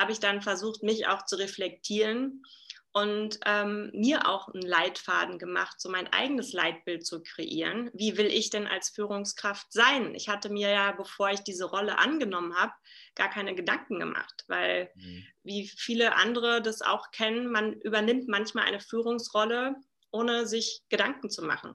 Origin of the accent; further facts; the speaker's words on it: Berlin, Germany; now in Salzburg, Austria; Also ich komme ursprünglich aus Berlin, lebe aktuell in Salzburg